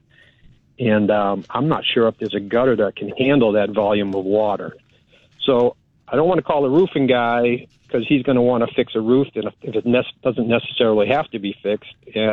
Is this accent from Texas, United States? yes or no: yes; New Braunfels, Texas, United States; I'm from New Braunfels.